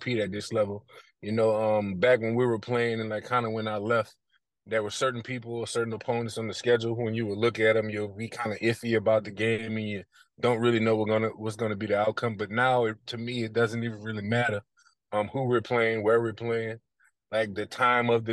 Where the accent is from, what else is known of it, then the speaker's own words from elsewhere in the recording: New Orleans, Louisiana, United States; I'm in New Orleans currently. I'm back in my hometown